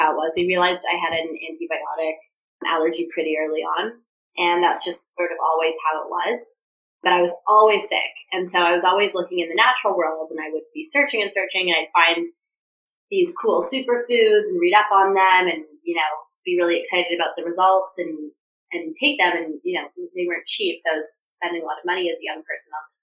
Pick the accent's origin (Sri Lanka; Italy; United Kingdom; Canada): Canada; Toronto, Ontario; moved away as an adult; also born or lived in Vancouver, Canada; now in Los Angeles, United States; I'm from Toronto.